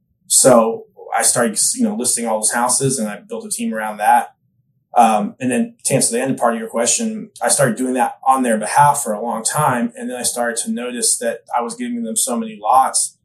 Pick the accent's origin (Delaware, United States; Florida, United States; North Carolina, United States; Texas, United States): Texas, United States; Austin; also born or lived in New York; now in Nashville, United States; I grew up in Austin, Texas area